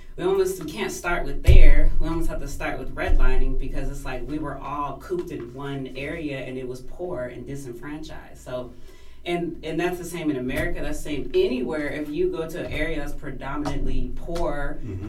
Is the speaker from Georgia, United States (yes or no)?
no; California, United States; I am from California